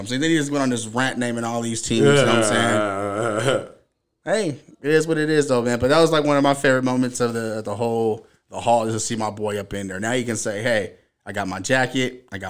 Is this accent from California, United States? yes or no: yes; Inglewood, California, United States; I'm from Inglewood.